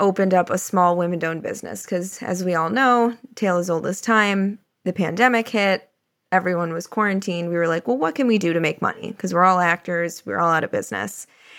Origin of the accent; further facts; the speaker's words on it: Florida, United States; I am born and raised in Florida, but my whole family is from Illinois.